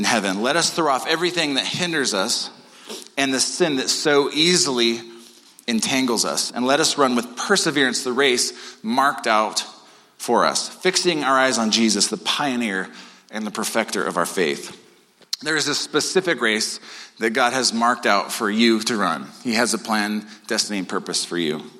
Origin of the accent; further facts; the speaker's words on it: United States; I'm an American.